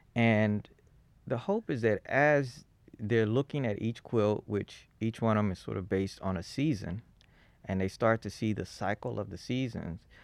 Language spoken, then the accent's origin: English; Fort Worth, Texas, United States; moved away as an adult; also born or lived in Boston / New Haven; I was born in Fort Worth